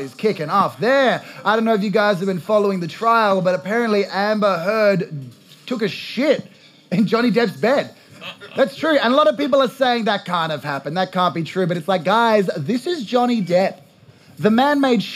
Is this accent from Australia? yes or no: yes; Australia; as an Australian